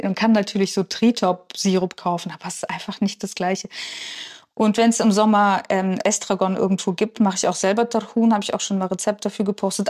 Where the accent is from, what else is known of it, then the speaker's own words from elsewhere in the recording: Kachiry, Pavlodar Region, Kazakhstan; now in Germany; Ich bin am Fluss aufgewachsen